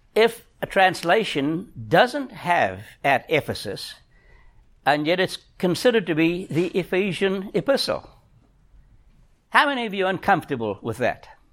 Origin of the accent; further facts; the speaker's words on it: South Africa; moved away; I'm a South African. I think like a South African